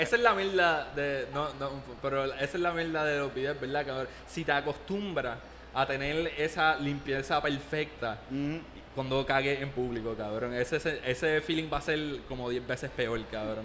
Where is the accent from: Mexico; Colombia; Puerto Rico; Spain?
Puerto Rico; Trujillo Alto; yo soy de Trujillo